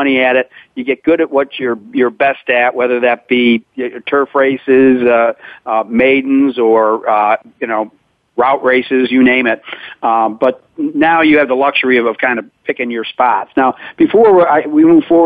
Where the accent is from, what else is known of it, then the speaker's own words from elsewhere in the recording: Syracuse, New York, United States; moved away; I grew up in Syracuse, New York